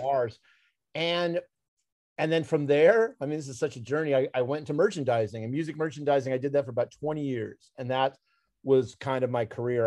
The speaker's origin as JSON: {"language": "English", "town": "Los Angeles", "region": "California", "country": "United States", "said": "I'm from from Los Angeles"}